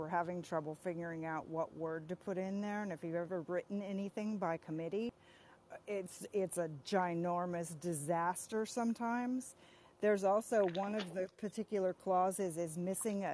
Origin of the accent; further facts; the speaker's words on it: California, United States; when I was growing up in California